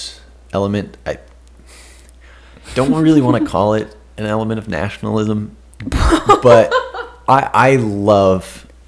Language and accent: English; Florida, United States; also born or lived in Switzerland; I grew up in Florida